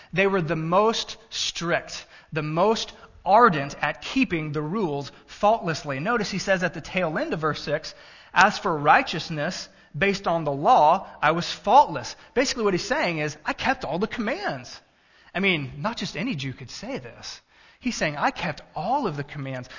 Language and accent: English; Texas, United States; now in Illinois, United States; I was born in Texas, native Texan